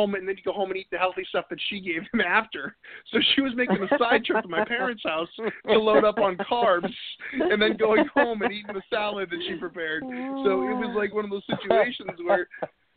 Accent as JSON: {"language": "English", "region": "New Hampshire", "country": "United States", "moved": "as an adult", "said": "I'm originally from New England and New Hampshire"}